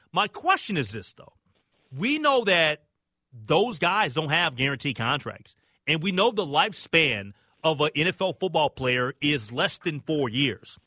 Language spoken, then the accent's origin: English; United States; I'm American